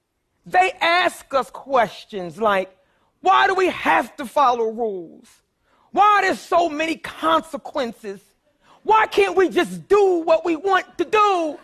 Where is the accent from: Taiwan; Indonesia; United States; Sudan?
United States; Philadelphia, Pennsylvania; I grew up poor in North Philadelphia, too.